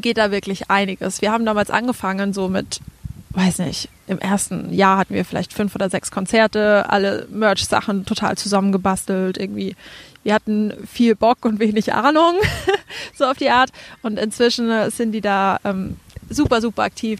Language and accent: German; Franconia, Bavaria, Germany; accent: Franconian; moved away as an adult; also born or lived in Würzburg; now in Berlin, Germany; Man hört es ja an meinem Dialekt so ein bisschen. Ich komme auch aus Franken